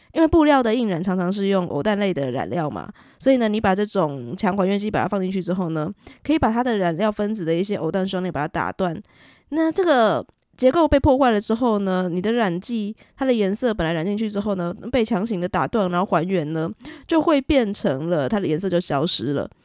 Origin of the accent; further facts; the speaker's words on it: southern Taiwan, Taiwan; 我是南部人哦，所以我习惯说春卷